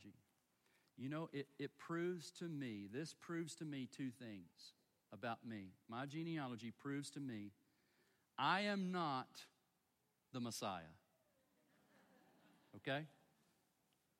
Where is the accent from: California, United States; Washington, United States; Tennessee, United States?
Tennessee, United States; Chattanooga; I was born in Chattanooga, Tennessee, to folks that were born in Chattanooga, Tennessee, and we've got hillbilly roots